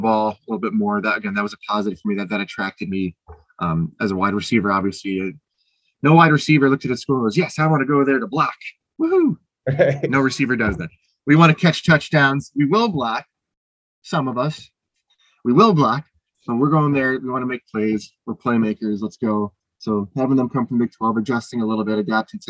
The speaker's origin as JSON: {"language": "English", "region": "Illinois", "country": "United States", "said": "I'm from Illinois."}